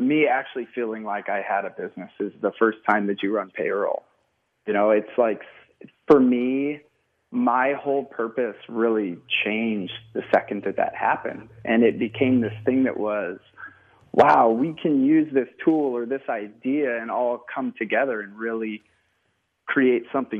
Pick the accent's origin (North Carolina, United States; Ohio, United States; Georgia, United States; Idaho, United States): Idaho, United States; Coeur d'Alene, Post Falls area, northern; we ended up in a beautiful part of northern Idaho, Coeur d'Alene, Post Falls area